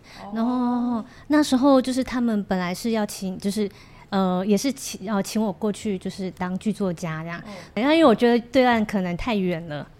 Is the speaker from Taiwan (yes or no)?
yes; Kaohsiung, Taiwan; also born or lived in South Korea; 因为我是高雄人的，